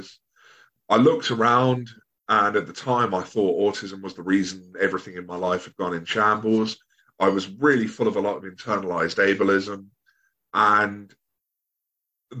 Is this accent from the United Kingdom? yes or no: yes; Bognor Regis, South East England, United Kingdom; also born or lived in Brighton area; I'm from Sussex, so at the moment I'm living in the Brighton area, but I grew up in a place called Bognor Regis